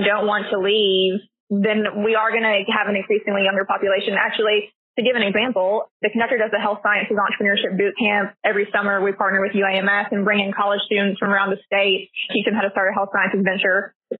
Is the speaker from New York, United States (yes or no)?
no; Little Rock, Arkansas, United States; now in Conway, United States; Little Rock.